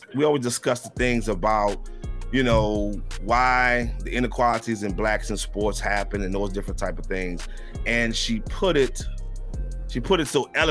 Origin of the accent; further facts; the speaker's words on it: Louisiana, United States; I'm originally from Louisiana